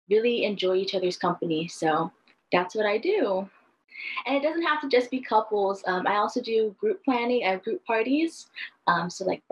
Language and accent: English; Kahuku, Hawaii, United States; also born or lived in Oregon; I'm from the North Shore of Oahu in a little town called Kahuku.